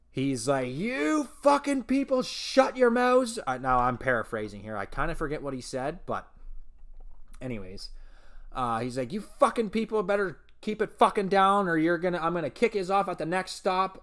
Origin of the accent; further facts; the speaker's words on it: Elmira, Ontario, Canada; That's my original hometown. Actually, you know, it's just my hometown